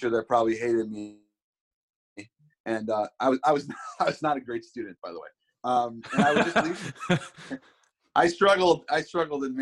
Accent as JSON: {"language": "English", "town": "Seattle", "region": "Washington", "country": "United States", "tie": "born or raised there", "said": "growing up in Seattle"}